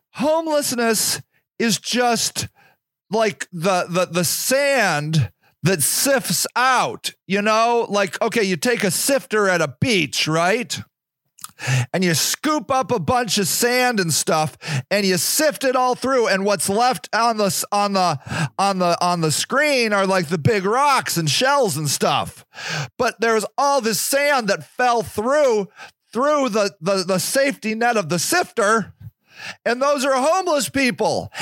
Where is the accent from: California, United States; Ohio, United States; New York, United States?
Ohio, United States; Akron; born or raised there